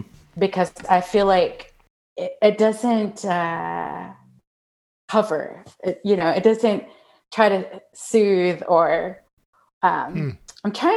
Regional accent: United States; I'm Mexican American, and I wanted to take French in high school, and my parents said no, that I had to take Spanish.

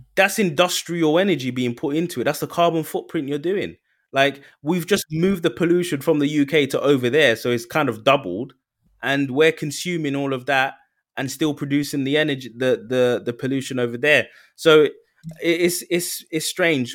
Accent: United Kingdom; we're proper British

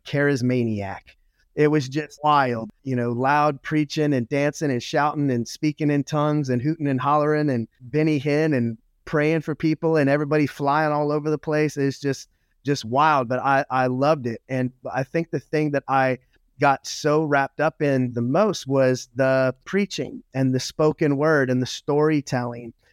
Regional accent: Louisiana, United States; I was raised in the South, um, in Louisiana

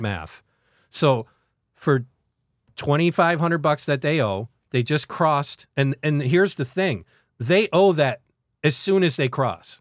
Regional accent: central New York, United States; two people from central frickin' New York

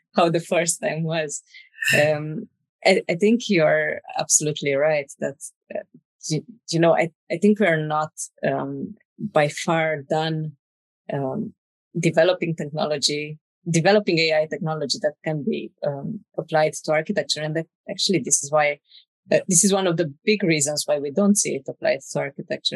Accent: Romania; moved away as an adult; also born or lived in Dublin, Ireland; now in Spain; I'm originally from Romania

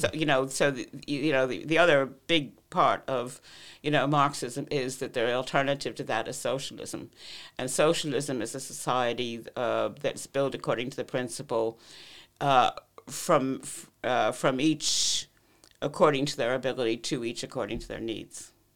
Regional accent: United States; moved away as an adult; now in Ireland; I grew up in Cold War America

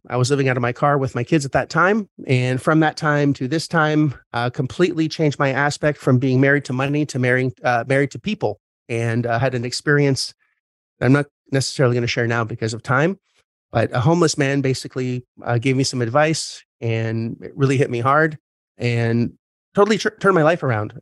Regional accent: Canada; I'm Canadian

